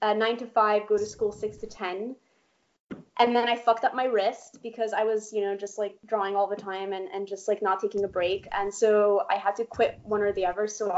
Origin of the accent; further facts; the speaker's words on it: Poland; moved away; I was born in Poland